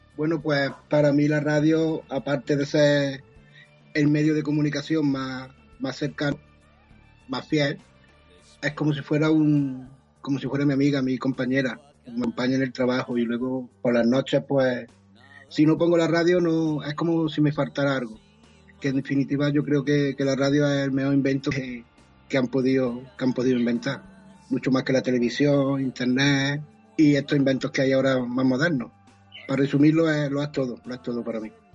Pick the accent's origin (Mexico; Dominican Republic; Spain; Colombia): Spain; Valencia, Valencian Community; soy de Valencia, ciudad